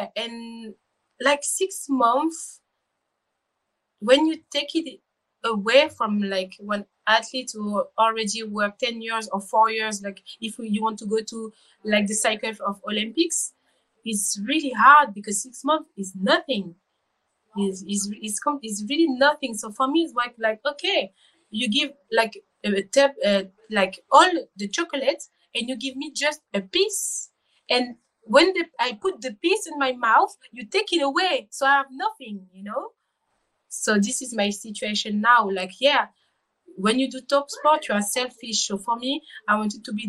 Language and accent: English; Rennes, Brittany, France; English is a second language; I was born in Bretagne, in Rennes, with my twin